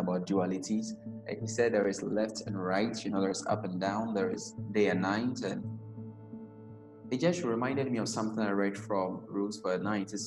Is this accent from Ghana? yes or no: yes; Ghana; I personally growing up in Ghana